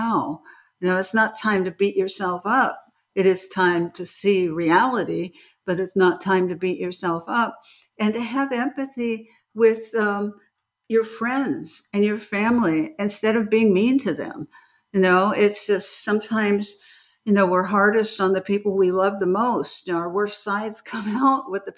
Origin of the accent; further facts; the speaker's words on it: Beverly Hills, California, United States; as a child, I grew up in Beverly Hills and I was in California